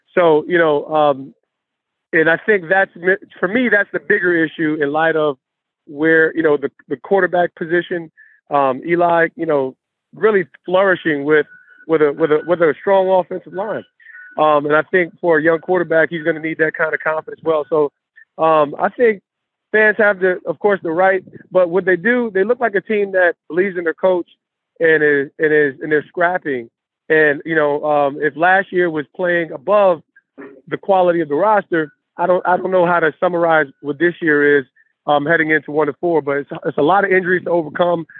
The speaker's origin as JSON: {"language": "English", "town": "East Orange", "region": "New Jersey", "country": "United States", "tie": "born or raised there", "said": "when I grew up in East Orange"}